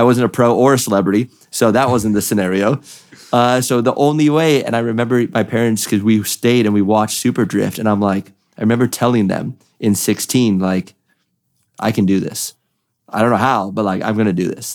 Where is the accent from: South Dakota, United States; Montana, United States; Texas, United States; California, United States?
California, United States; I'm from California